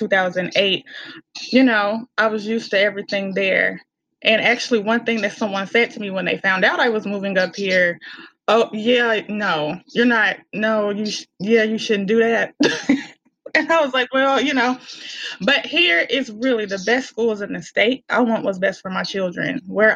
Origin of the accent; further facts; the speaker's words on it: Helena-West Helena, Arkansas, United States; accent: country; I am originally from Helena, West Helena, Arkansas, right off the mighty Mississippi.